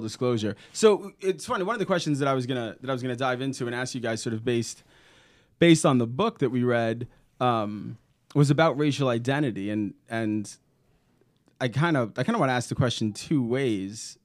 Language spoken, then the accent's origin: English; New York City, New York, United States; now in Indiana, United States; growing up in Brooklyn